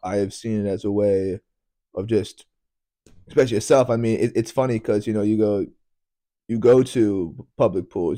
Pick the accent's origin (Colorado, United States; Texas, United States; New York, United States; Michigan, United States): New York, United States; I am American. I, I was born in New York.